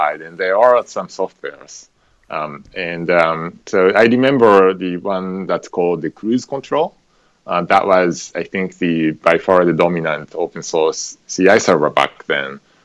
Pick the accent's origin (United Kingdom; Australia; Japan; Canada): Japan; Tokyo; moved away as an adult; now in United States; So I grew up in Japan, in Tokyo, and when I got old enough, I came over to the United States